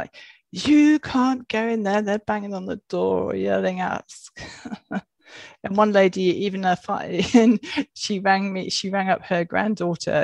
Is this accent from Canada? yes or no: no; Wales, United Kingdom; growing up in Wales, we lived in a cottage